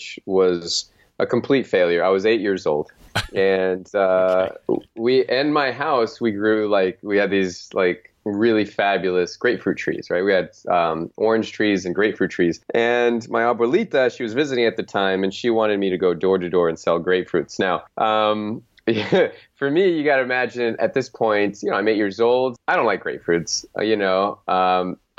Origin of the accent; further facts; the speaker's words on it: Phoenix, Arizona, United States; my hometown called the Phoenix Suns